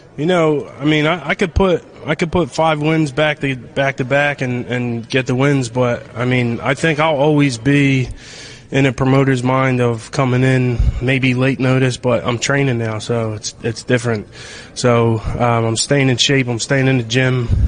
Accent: Philadelphia, Pennsylvania, United States; in front of my hometown crowd

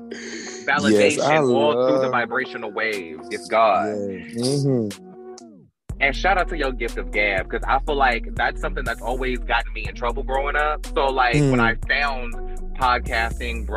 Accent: Fayetteville, North Carolina, United States; we're both from Fayetteville

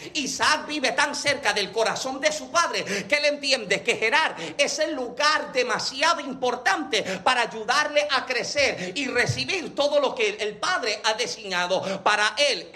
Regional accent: Yauco, Puerto Rico; yo nací en Yauco, Puerto Rico

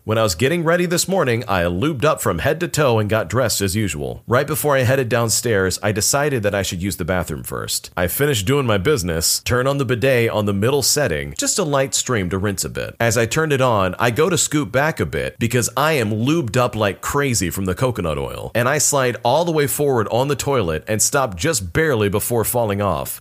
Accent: United States; As an American

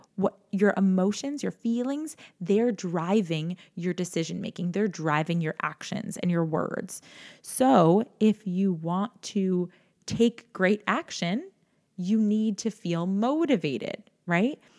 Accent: New York, United States; I'm from New York

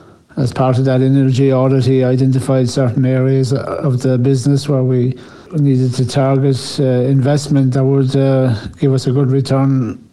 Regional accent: County Cork, Munster, Ireland; now in Tatura, Australia; I grew up in Southern Ireland in County Cork, and it's a renowned dairy part of Ireland, and a small dairy farm.

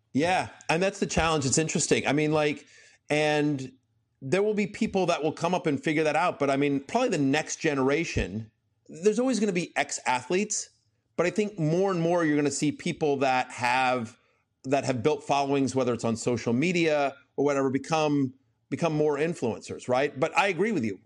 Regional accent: College Station, Texas, United States; I grew up in College Station

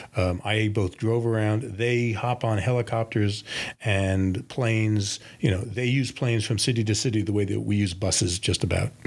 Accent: New York, United States; as a New Yorker, a big city like Tokyo appeals to me

